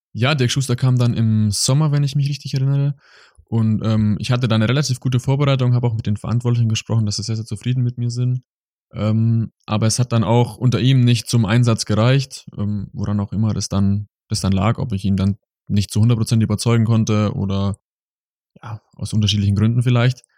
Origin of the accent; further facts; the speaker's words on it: small village near Augsburg, Bavaria, Germany; moved away as an adult; now in Mannheim, Germany; Es war ein sehr, sehr kleines Dorf. Wir, ähm, meine Eltern wohnen im Ort, der hat nur knapp 700 Einwohner.